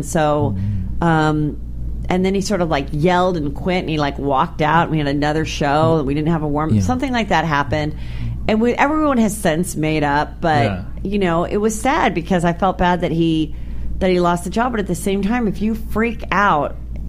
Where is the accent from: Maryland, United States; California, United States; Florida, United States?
California, United States; San Fernando Valley; Born and raised in the Valley myself, so I appreciate his Reseda roots.